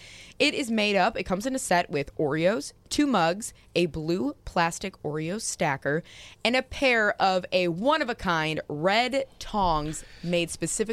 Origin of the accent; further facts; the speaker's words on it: Chicago, Illinois, United States; Well, I'm from Chicago